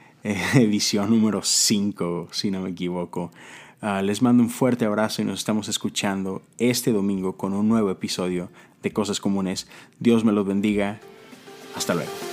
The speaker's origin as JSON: {"language": "Spanish", "town": "Monterrey", "region": "Nuevo León", "country": "Mexico", "moved": "yes", "said": "estuve en Monterrey, en mi, en mi tierra"}